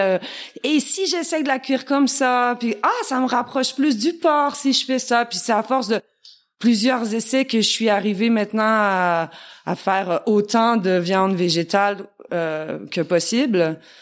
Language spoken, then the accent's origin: French; Quebec, Canada; accent: petit accent chantant; moved away as an adult; now in France; je suis québécoise.